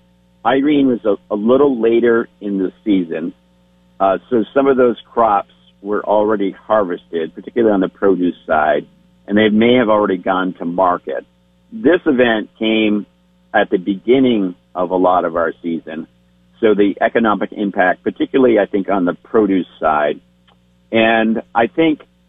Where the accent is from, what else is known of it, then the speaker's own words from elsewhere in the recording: Cabot, Vermont, United States; My hometown of Cabot, the village